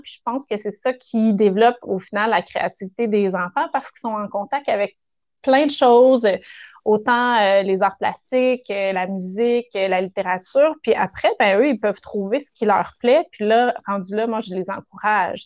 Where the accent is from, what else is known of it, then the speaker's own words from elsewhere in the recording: Rougemont, Quebec, Canada; j'ai grandi à Rougemont, à Montérégie, donc au pays des pommes.